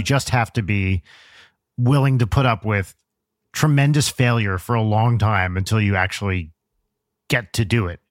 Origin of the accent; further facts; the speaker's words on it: Pompton Lakes, New Jersey, United States; I'm from Pompton Lakes, which is, like, up, up north